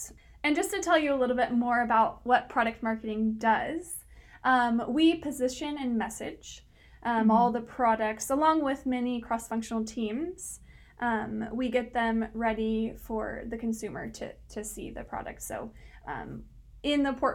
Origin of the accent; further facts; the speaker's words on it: Santa Cruz, California, United States; also born or lived in San Francisco; I'm from Santa Cruz. I went to high school here.